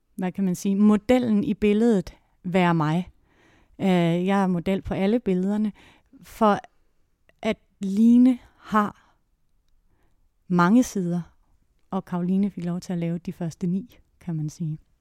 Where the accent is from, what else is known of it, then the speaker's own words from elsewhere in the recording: Låstrup, Central Denmark Region, Denmark; moved away; also born or lived in Odense; jeg kommer oprindeligt fra Jylland, fra en lille landsby uden for Viborg, der hedder Låstrup